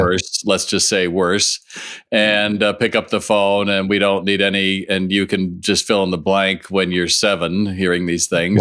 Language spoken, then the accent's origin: English; Los Angeles, California, United States; I grew up in Los Angeles